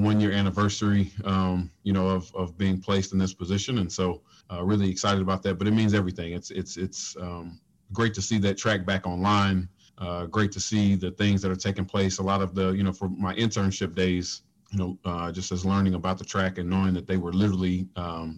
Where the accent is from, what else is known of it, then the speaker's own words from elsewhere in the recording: Nashville, Tennessee, United States; I'm from Nashville